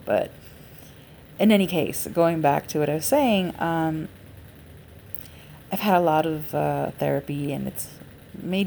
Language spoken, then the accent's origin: English; Los Angeles, California, United States; I am an LA native and have always lived in Los Angeles County